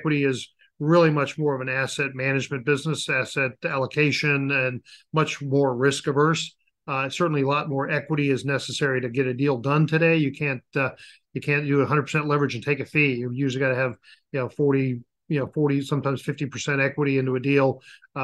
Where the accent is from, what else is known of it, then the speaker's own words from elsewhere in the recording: Denver, Colorado, United States; I grew up in Denver, Colorado